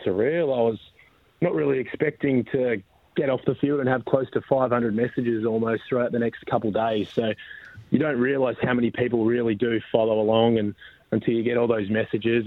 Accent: Mandurah, Western Australia, Australia; also born or lived in Perth; I was born in born in Mandurah

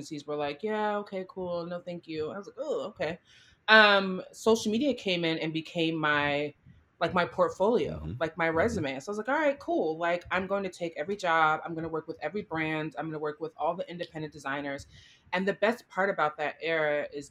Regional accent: Florida, United States; moved away; also born or lived in New York; growing up in Florida

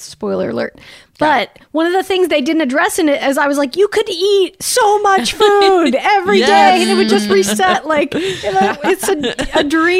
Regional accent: Salt Lake City, Utah, United States; moved away as an adult; now in Los Angeles, United States; I grew up in Utah

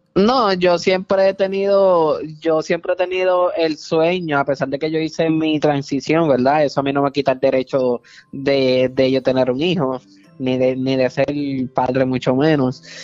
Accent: Puerto Rico; yo soy puertorriqueño

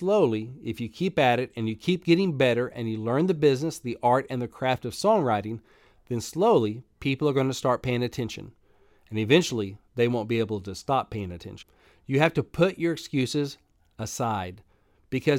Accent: Arkansas, United States; I grew up in Arkansas. I didn't grow up in Tennessee

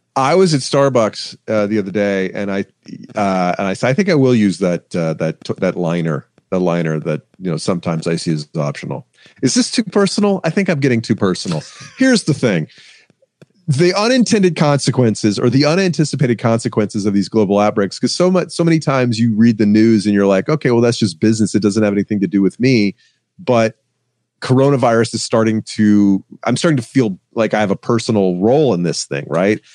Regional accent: Atlanta, Georgia, United States; I'm from Atlanta. I live in Atlanta

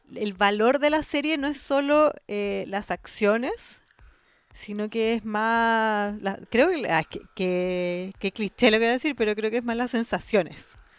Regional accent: Chile; De Chile

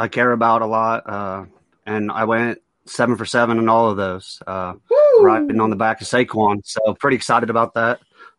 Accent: Salina, Ohio, United States; I'm from Salina, Ohio.

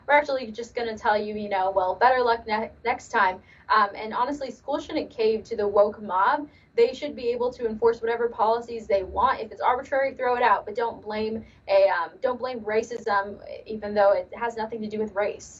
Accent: Los Angeles, California, United States; Yes, born and raised in Los Angeles.

